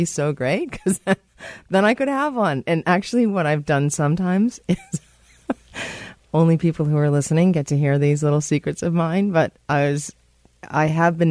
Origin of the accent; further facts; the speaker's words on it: United States; now in Canada; I'm American